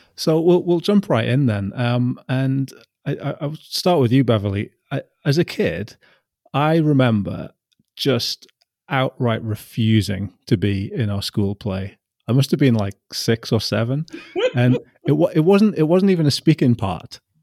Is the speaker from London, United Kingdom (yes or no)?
no; Newcastle upon Tyne, North East England, United Kingdom; I'm from Newcastle